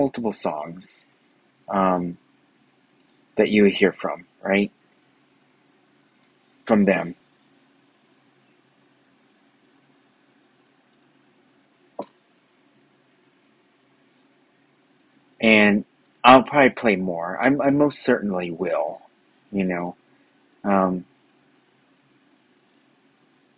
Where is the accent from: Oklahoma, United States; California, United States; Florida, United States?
California, United States; Los Angeles; I grew up there in South Los Angeles.